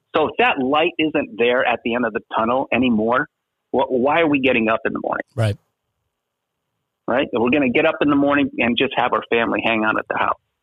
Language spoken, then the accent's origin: English; Schenectady, New York, United States; now in Las Vegas, United States; I grew up in a little town in upstate New York, Schenectady, New York